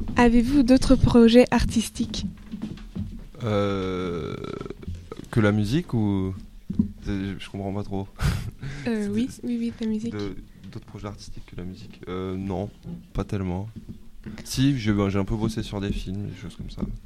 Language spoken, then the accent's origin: French; Marseille, Provence-Alpes-Côte d'Azur, France; moved away as an adult; also born or lived in Paris; je suis né à Marseille